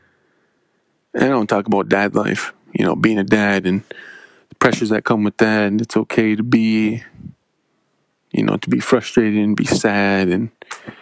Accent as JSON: {"language": "English", "area": "Menominee Indian Reservation", "region": "Wisconsin", "country": "United States", "tie": "born or raised there", "said": "I'm from the Menominee Indian Reservation, born and raised"}